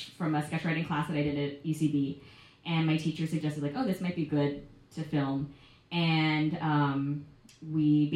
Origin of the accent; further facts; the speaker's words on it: Miami, Florida, United States; I grew up in Miami, Florida, in the 305